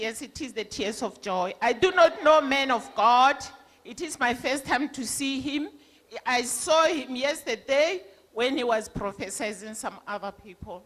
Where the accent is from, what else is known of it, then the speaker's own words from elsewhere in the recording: Limpopo, South Africa; I came from Limpopo